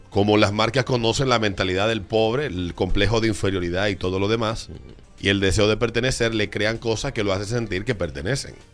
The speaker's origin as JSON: {"language": "Spanish", "town": "Licey", "region": "Santiago", "country": "Dominican Republic", "said": "Yo soy de Licey, me voy para que hay diablo."}